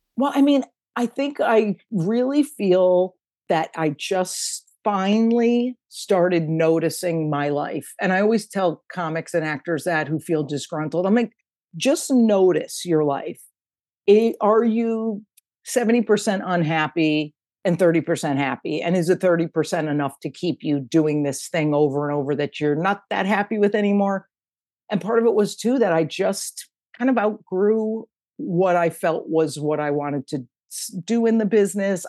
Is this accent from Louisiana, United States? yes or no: no; Connecticut, United States; living in the house where I grew up in in Connecticut